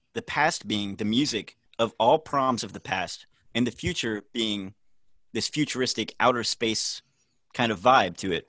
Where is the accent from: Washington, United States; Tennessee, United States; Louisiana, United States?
Tennessee, United States; Nashville; I am born and raised in Nashville